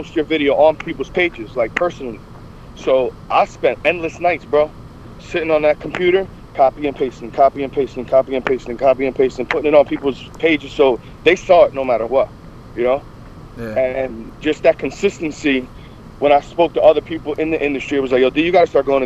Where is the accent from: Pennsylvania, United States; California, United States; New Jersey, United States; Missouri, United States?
New Jersey, United States; I'm from New Jersey, and there was no barbering course to New Jersey for years